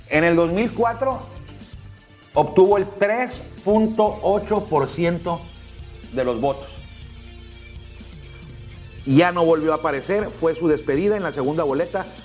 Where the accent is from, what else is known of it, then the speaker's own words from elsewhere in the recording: Mexico; que yo soy mexicano